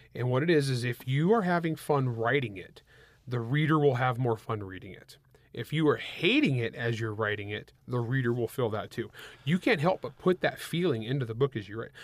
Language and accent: English; El Nido, California, United States; I grew up in the San Joaquin Valley of California